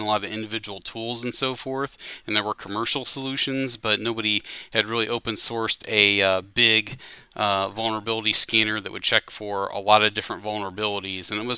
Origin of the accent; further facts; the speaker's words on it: Ohio, United States; moved away as an adult; also born or lived in Greater Cincinnati; now in Cincinnati, United States; back in my hometown